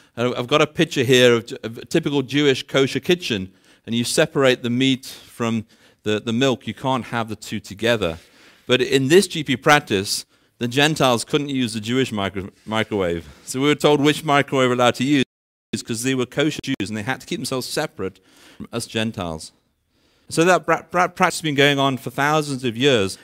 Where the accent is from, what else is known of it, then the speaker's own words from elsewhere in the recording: United Kingdom; moved away as an adult; now in Benoni, South Africa; I'm originally from the U K, actually.